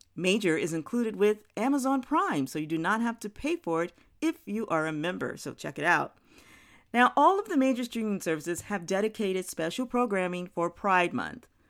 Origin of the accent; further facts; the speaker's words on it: New Orleans, Louisiana, United States; also born or lived in New York; as a child growing up in New York, in New Orleans